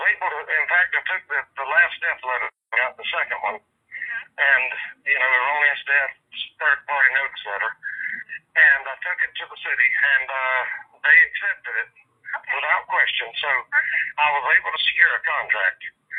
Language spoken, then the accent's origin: English; the South, United States; accent: southern; Don't let my southern accent fool you.